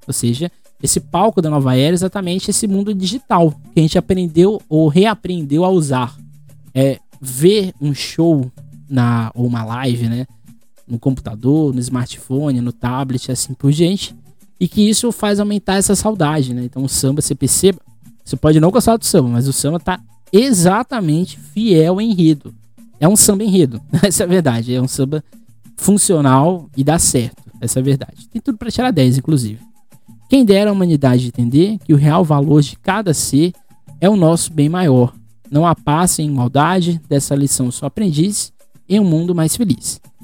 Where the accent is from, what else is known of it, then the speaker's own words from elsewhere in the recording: Guarujá, São Paulo, Brazil; eu não saio do Guarujá desde março, eu sou do Guarujá